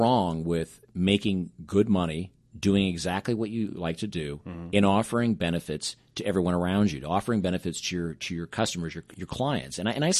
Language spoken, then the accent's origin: English; Pacific Northwest, United States; And growing up in the Pacific Northwest, I was around this little company called Nordstrom's.